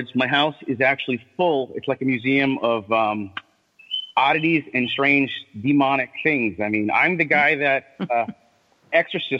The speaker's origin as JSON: {"language": "English", "town": "Thompson", "region": "Connecticut", "country": "United States", "said": "I'm from Thompson, Connecticut, and, you know, that whole MassCon thing"}